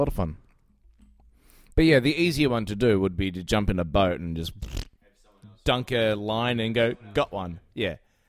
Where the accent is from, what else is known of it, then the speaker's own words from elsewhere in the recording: Victoria, Australia; Well, I'm from Victoria.